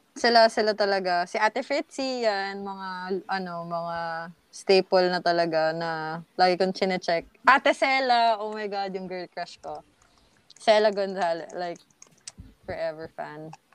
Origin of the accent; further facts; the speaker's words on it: Laguna, Calabarzon, Philippines; na taga Laguna ako. Taga Laguna kami.